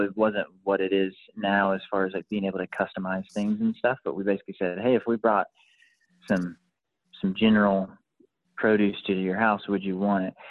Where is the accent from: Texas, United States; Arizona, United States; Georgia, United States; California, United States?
Georgia, United States; Lawrenceville; also born or lived in Monroe, Georgia; I grew up in Lawrenceville